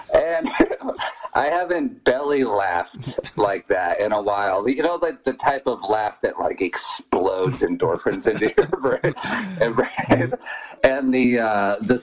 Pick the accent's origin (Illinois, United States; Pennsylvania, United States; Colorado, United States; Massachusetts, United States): Colorado, United States; Ault; I grew up in Ault, Colorado